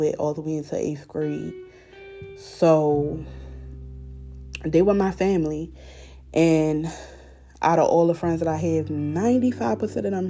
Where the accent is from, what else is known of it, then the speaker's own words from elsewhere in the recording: Baltimore, Maryland, United States; moved away as an adult; now in Elkins Park, United States; I grew up in Baltimore City. And growing up in Baltimore City, I lost a lot of people that was close to me.